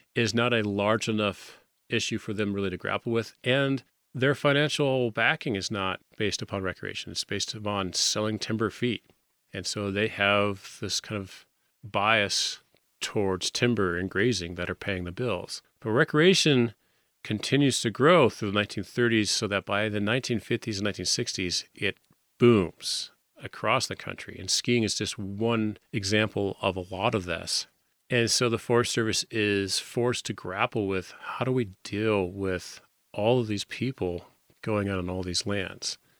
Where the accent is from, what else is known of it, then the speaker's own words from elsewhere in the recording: Winter Park, Colorado, United States; I grew up in the Fraser Valley, down hill from Winter Park ski area